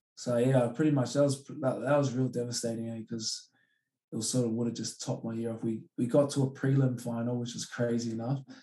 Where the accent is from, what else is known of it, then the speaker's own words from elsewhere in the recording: Australia; also born or lived in Hamilton, New Zealand; I am Australian because like, I've like, my, my, my father was born here